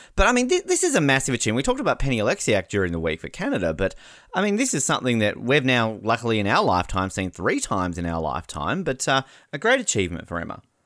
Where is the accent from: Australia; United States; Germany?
Australia; we're Australian.